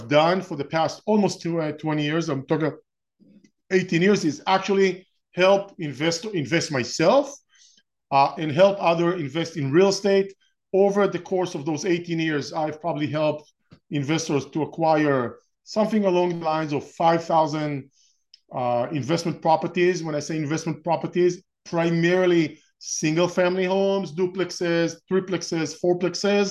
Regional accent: Israel; moved away as an adult; now in Orange County, United States; I'm originally from Israel. I was born and raised in Israel and spent my first 30 years or so in Israel

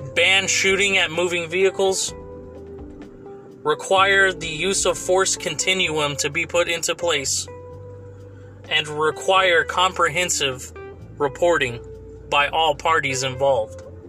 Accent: Fresno, California, United States; my hometown AAA team, the Fresno Grizzlies

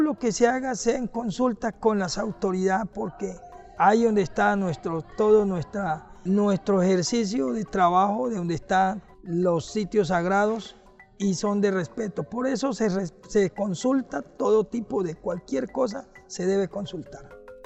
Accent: Tumaco, Nariño, Colombia; yo soy de Reguardo Chingrito, mira, coordinador político de la ORIPA del municipio de Tumaco.

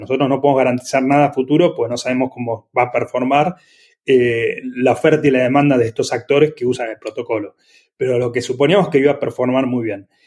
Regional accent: Argentina; also born or lived in Italy; yo, soy argentino

